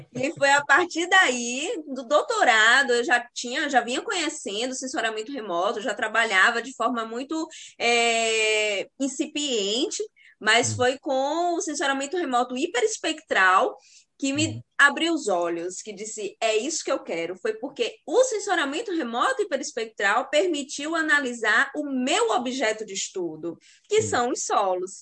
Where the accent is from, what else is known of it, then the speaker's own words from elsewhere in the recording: sertão of Bahia, Brazil; eu sou do sertão da Bahia